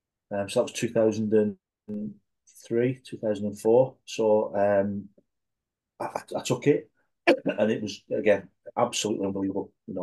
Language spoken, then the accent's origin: English; England, United Kingdom; Even though I wasn't Scottish myself, I'm a proud Englishman and I know my heritage.